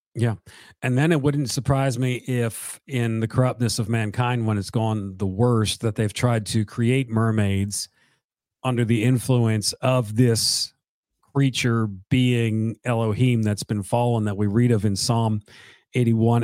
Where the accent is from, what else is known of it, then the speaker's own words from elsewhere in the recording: South Carolina, United States; also born or lived in Charleston / Columbia; I'm from South Carolina.